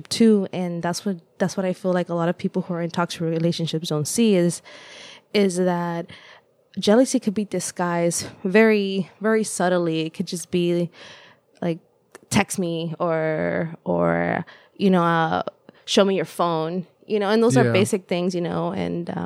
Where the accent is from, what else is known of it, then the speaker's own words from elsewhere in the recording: Los Angeles, California, United States; first language Spanish; English is a second language; also born or lived in El Salvador; now in Davis, United States; I say that I grew up in El Salvador, but I also really identify with Los Angeles because it was my home for so long.